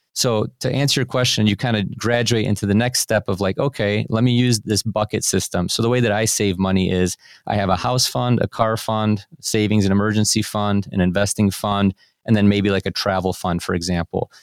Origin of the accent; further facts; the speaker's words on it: Cleveland, Ohio, United States; I was born and raised here in Cleveland, Ohio, I live in a suburb of Cleveland still to this day